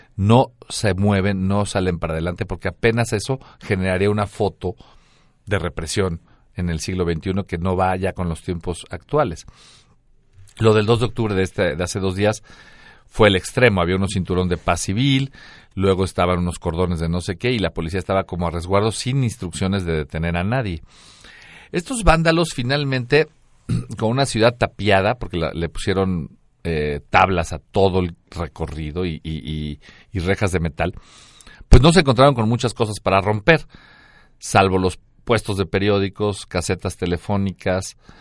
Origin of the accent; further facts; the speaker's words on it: Mexico; soy mexicano